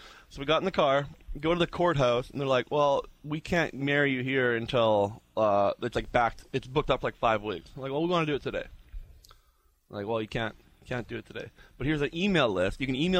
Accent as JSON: {"language": "English", "country": "Canada"}